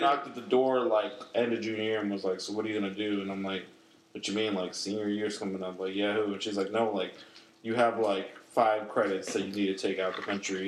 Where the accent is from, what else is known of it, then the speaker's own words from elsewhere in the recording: Glen Cove, New York, United States; moved away; we're from Glen Cove, so like Glen Cove is like fairly small. It's a small town in Long Island.